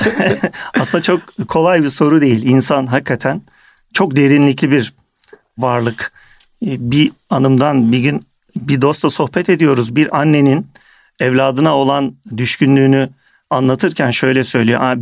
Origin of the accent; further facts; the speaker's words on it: Kırşehir Province, Turkey; moved away as an adult; also born or lived in Istanbul; Ben 1975 yılında Kırşehir'de doğdum. Orta Anadolu'da.